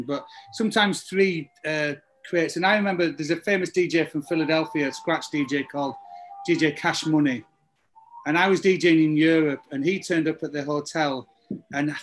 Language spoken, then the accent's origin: English; the north of England, United Kingdom; moved away; when you were growing up in England in the early 90s, everybody learned to beat mix. Nobody played a guitar in 1992 in the north of England.